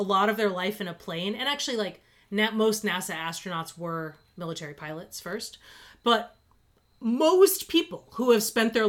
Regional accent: Fall River, Massachusetts, United States; we lived in that area. I grew up in Fall River.

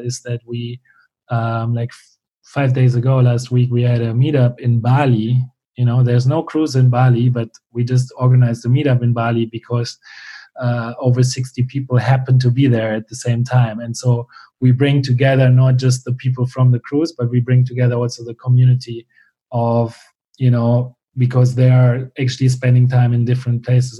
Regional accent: Germany; born or raised there; moved away as an adult

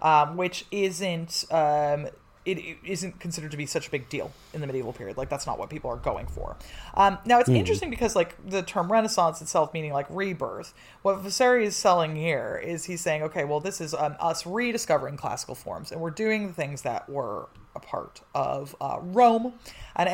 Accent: Czechia; as a Czech

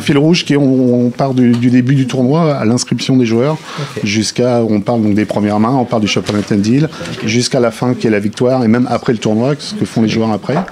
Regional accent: Lyon, Auvergne-Rhône-Alpes, France; moi, je suis de Lyon

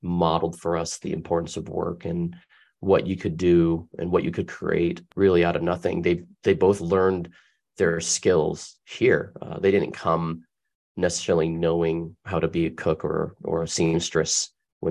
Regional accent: Tempe, Arizona, United States; I was born and raised in Tempe, Arizona

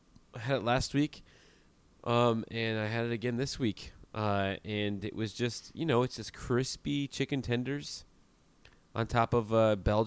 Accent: New York, United States; born there; I was born in New York, and I tried a bagel, and I actually liked it.

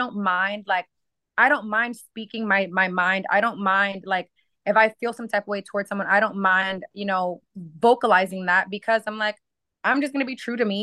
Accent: Maine, United States; I grew up in Maine, and it just wasn't as like it wasn't very diverse.

